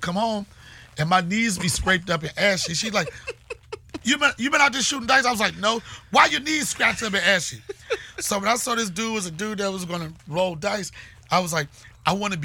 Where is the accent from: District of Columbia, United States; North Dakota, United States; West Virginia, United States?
District of Columbia, United States; Washington; I'm from Washington, D.C.